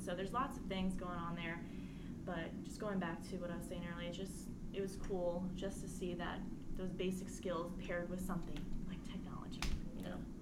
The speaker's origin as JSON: {"language": "English", "town": "Culpeper", "region": "Virginia", "country": "United States", "said": "I'm originally from Culpeper, Virginia"}